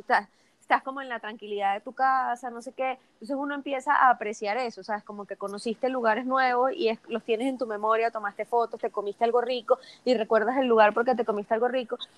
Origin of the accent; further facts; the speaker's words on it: Venezuela; moved away as an adult; desde que me fui de Venezuela hace unos años